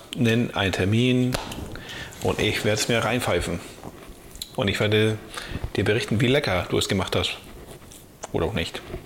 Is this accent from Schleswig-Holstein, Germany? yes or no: yes; the area between Böel and Böklund, Schleswig-Holstein, Germany; zwischen Böhl und Böglund, so. Ich komme ja aus der Ecke